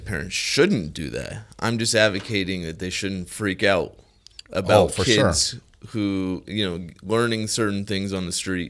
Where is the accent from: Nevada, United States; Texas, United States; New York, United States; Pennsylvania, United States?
Nevada, United States; Las Vegas; Born and raised in Las Vegas.